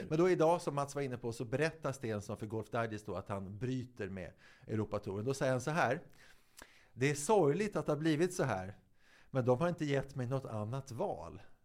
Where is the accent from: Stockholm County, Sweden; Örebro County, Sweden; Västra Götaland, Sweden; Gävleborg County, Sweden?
Stockholm County, Sweden; Viksjö; på Viksjö där jag är uppväxt